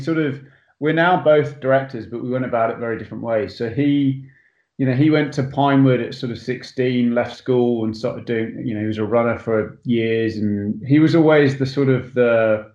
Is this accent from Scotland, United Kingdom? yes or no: no; Botany Bay, north London, United Kingdom; accent: English; moved away as an adult; also born or lived in Hertfordshire, England; now in Los Angeles, United States; I actually grew up in a place called Botany Bay, which is where I also used to play cricket. But it's in between a place called Enfield and Potter's Bar. So just sort of north London